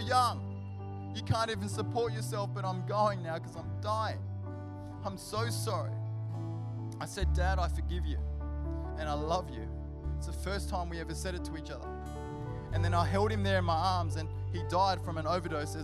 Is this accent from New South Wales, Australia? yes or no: yes; Sydney, New South Wales, Australia; now in Canberra, Australia; he lived in King's Cross, and that's where we grew up in Sydney